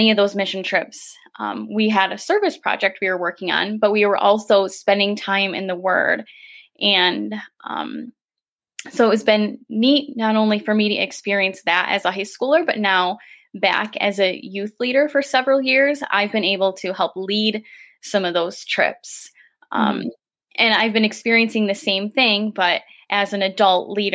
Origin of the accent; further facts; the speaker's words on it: Grand Haven, Michigan, United States; I have been born and raised in Grand Haven